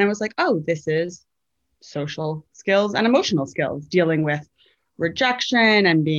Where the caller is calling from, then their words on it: New York City, New York, United States; I am podcasting in from Brooklyn, New York, which is my home.